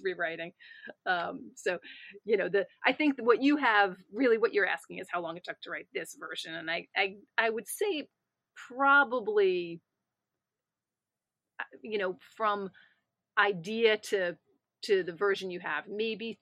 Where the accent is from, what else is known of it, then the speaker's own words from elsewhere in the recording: New York, United States; I'm a New Yorker who was here during 9/11